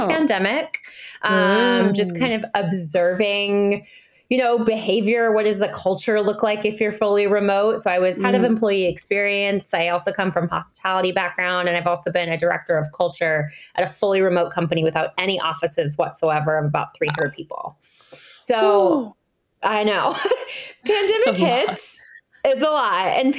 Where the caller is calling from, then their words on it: Encinitas, California, United States; Yeah, so I'm joining you from Encinitas, California. It's part of North County, San Diego. Southern California.